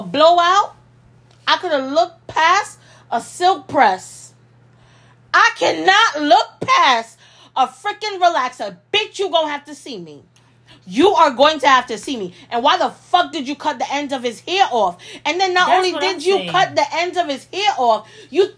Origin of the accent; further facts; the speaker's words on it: Jamaica; I was born in Jamaica